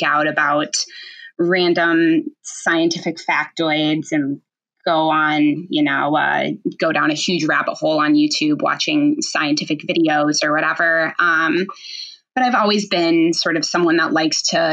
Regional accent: Rochester, Minnesota, United States; I grew up in Rochester, which is obviously home of the Mayo Clinic.

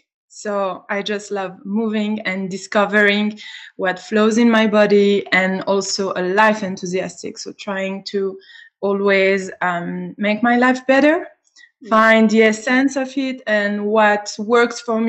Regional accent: Switzerland; also born or lived in Greece; I was born in Switzerland. I was born here. I grew up here.

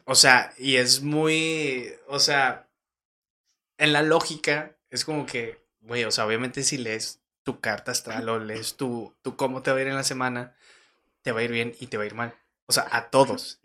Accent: Torreón, Coahuila, Mexico; nací en Torreón, tengo de que 23 años

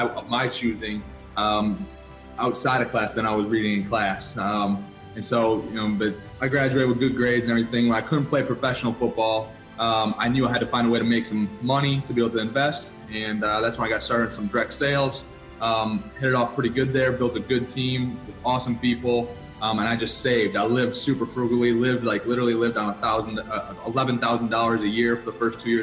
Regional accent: Wisconsin, United States; I'm from Wisconsin, born and raised, so Midwest boy

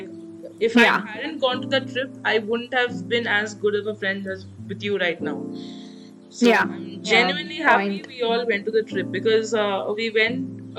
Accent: South India, India; And we're from South India, so we can't adjust to something that cold.

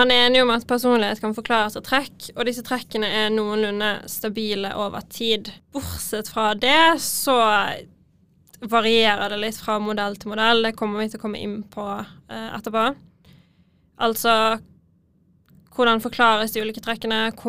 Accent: Bergen, Vestland, Norway; accent: Bergen city dialect; Nei, jeg er litt utenfor, men jeg har ganske bybergensdialekt, altså.

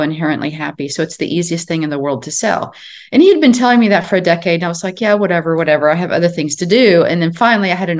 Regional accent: Chicago, Illinois, United States; also born or lived in Wichita, Kansas; I was born and raised in Chicago for the most part, and then lived with my grandparents during the summers, and they lived just outside Wichita, Kansas

